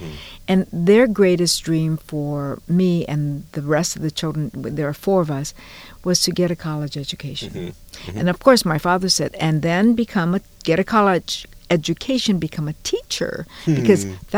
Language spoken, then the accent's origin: English; Honolulu, Hawaii, United States; moved away as an adult; also born or lived in Fresno, California / Chicago; now in San Francisco, United States; Born and raised in Honolulu.